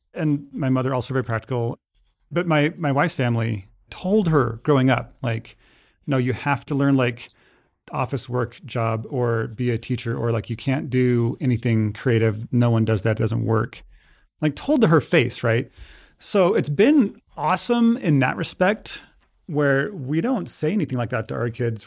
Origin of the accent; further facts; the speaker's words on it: Idaho Falls, Idaho, United States; I grew up in Idaho Falls